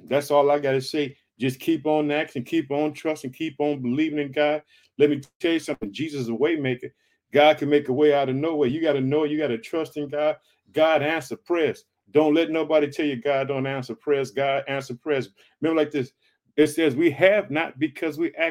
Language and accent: English; Illinois, United States; also born or lived in Chicago, Illinois